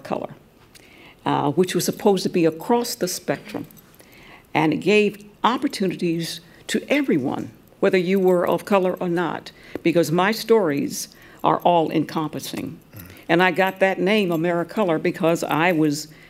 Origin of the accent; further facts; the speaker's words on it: Atlanta, Georgia, United States; also born or lived in Cleveland, Ohio; I grew up in Atlanta in the black experience, in that Mecca, even though I was born in Cleveland, Ohio. I left there when I was about 10